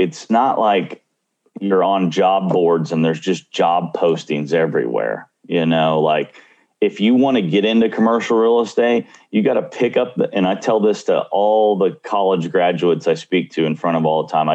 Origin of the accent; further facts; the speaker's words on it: Mission, Texas, United States; I grew up in Tom Landry's hometown, which is Mission, Texas